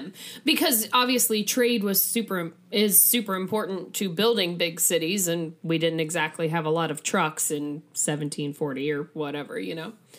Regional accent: Midwest, United States; as a Midwesterner

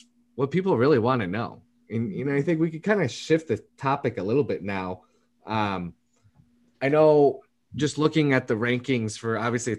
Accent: Chicago, Illinois, United States; I'm from Chicago

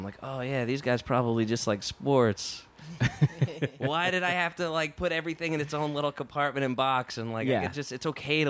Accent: New Jersey, United States; I grew up in Jersey.

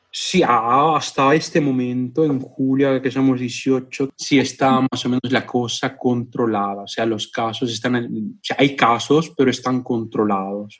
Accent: Moquegua, Peru; moved away as an adult; now in Vicenza, Italy; yo soy el único peruano

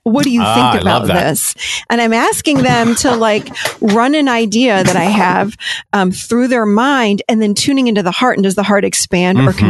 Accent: Rochester, New York, United States; I grew up up in Rochester, New York

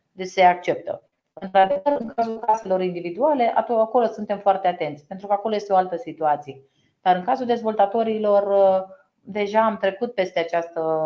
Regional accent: Romania; parte din educația noastră ca român

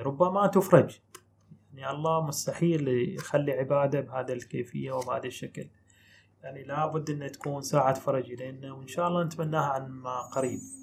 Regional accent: Bahrain; احنا عندنا في البحرين

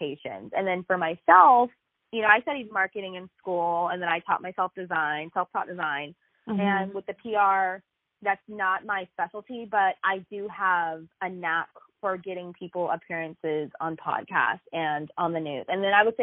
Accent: Jacksonville, Florida, United States; I'm from Jacksonville, Florida, which is 2 hours away from Disney in Orlando, 4 hours away from Atlanta.

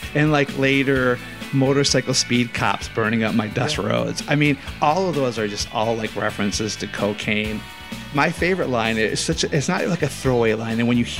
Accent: United States; as an American

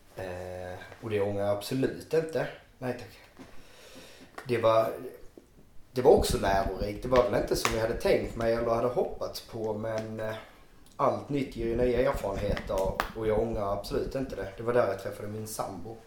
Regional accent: Vejbystrand, Skåne, Sweden; accent: Skånska; moved away as an adult; also born or lived in Ängelholm / Helsingborg; now in Östersund, Sweden; jag kommer från Bjärehalvön, Vejbystrand i nordvästra Skåne

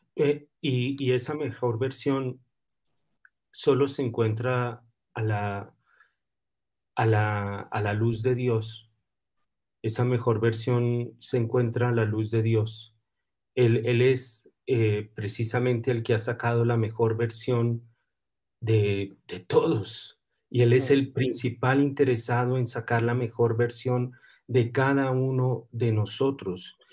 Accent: Colombia; yo soy colombiano y nosotros los colombianos

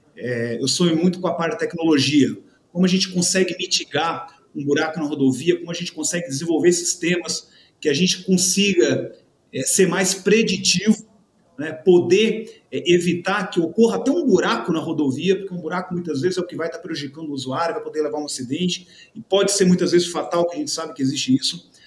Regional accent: Santa Catarina, Brazil; Eu sou do Sul né, de Santa Catarina, uma região italiana.

